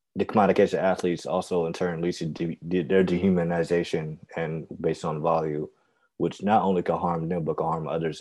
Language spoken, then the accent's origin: English; United States; we're American, we have citizenship, and we know social norms, and we speak English